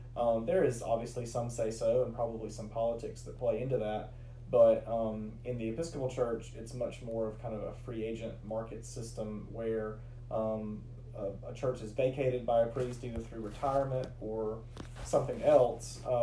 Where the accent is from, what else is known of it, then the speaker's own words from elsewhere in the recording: Rome, Georgia, United States; also born or lived in Great Falls, Virginia; now in LaGrange, United States; I'm originally from Rome, Georgia